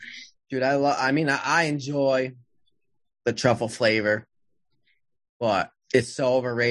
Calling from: New Haven, Connecticut, United States; I'm in Connecticut, New Haven, you know, Frank Pepe, Sally's.

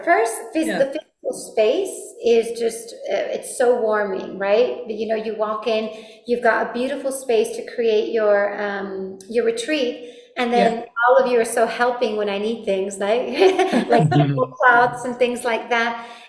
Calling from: Madrid, Community of Madrid, Spain; Well, I'm actually calling from Spain. I live in Madrid, in the mountains of Madrid.

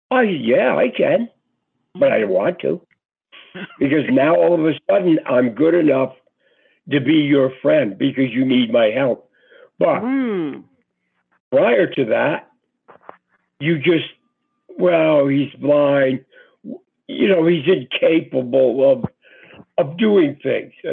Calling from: Georgia, United States; from Georgia.

